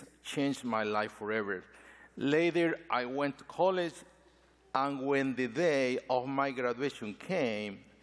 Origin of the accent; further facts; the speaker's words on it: Ecuador; now in United States; Ecuador, my home country.